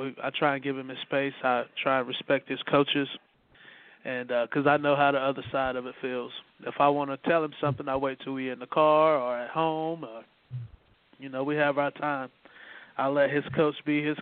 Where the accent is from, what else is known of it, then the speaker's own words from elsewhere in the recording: Greer, South Carolina, United States; the culture of where I grew up at in Greer, South Carolina